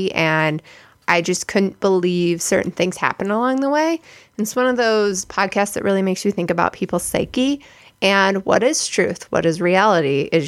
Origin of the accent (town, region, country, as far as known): Albuquerque, New Mexico, United States; born or raised there; now in Denver, United States